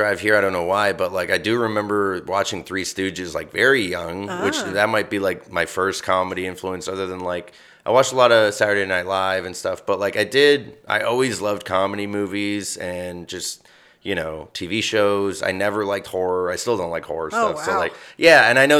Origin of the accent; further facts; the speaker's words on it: Midwest, United States; And I grew up in the Midwest, so I have, like, triple guilt.